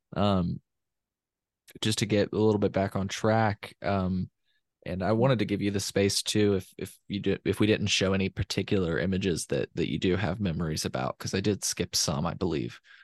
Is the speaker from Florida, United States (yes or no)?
no; Champaign, Illinois, United States; I'm from Champaign, but I didn't go to school at the University of Illinois